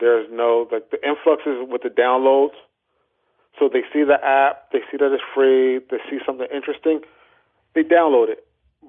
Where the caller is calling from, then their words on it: Trenton, New Jersey, United States; I'm calling from Trenton, New Jersey